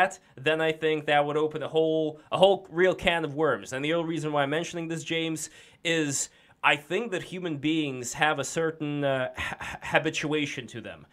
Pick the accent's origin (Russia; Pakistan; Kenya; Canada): Russia; Saint Petersburg; accent: Russian; moved away; I'm from St. Petersburg